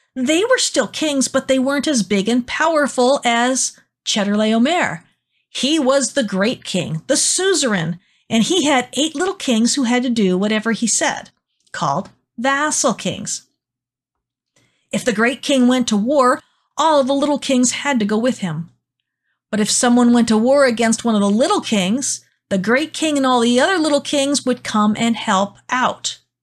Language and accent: English; United States; learning not to be an American is hard for me